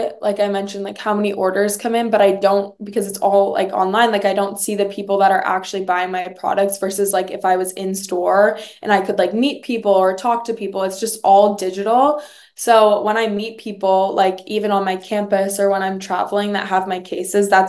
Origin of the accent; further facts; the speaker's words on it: New York City, New York, United States; moved away as an adult; growing up there all my life